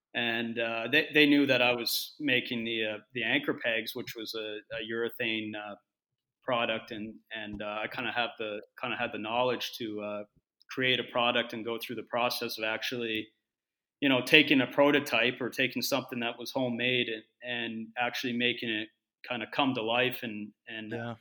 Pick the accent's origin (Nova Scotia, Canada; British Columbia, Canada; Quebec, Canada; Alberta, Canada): Nova Scotia, Canada; Halifax; also born or lived in Finland; I'm from Halifax originally, still still live there in the in the off season